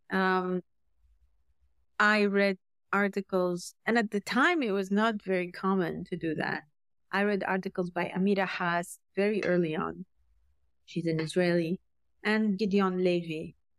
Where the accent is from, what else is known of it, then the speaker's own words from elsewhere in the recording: Syria; I was raised, I was raised in Syria.